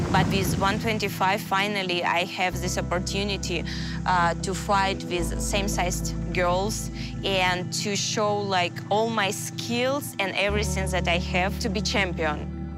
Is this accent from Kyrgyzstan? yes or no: yes; Kyrgyzstan; English is a second language; Кыргызстан – это моя родина, где я выросла